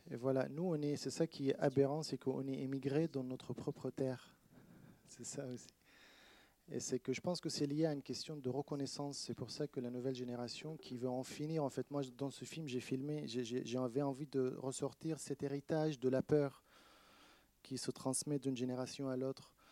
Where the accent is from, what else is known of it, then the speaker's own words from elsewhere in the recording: Palestine; now in France; Bah oui, parce que c'est vrai que en France, quand je suis, je dis que je viens de la Palestine ou je, suis palestinien, euh, ils me disent ah, on est avec toi.